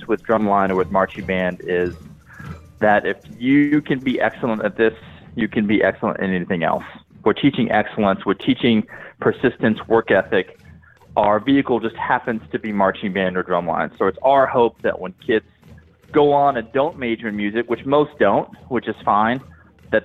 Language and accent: English; Kentucky, United States; moved away; also born or lived in Dallas; I'm originally from Kentucky